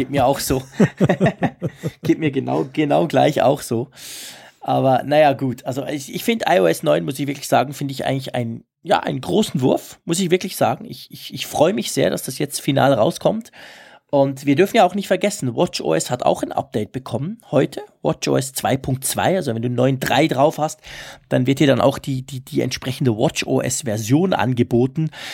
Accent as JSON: {"language": "German", "country": "Switzerland", "said": "als Schweizer"}